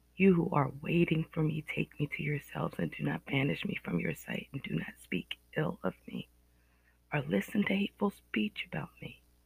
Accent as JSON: {"language": "English", "region": "Northeast America", "country": "United States", "accent": "Northeast American", "said": "Excuse my accent, my Northeast American accent."}